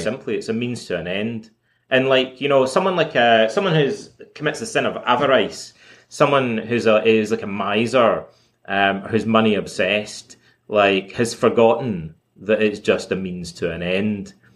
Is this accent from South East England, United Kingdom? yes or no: no; Scotland, United Kingdom; also born or lived in Toronto; now in Montreal, Canada; when I was a kid, uh, growing up in Scotland